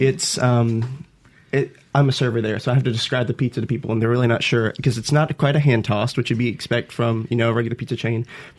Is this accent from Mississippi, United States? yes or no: yes; Clinton, Mississippi, United States; I'm from Clinton originally.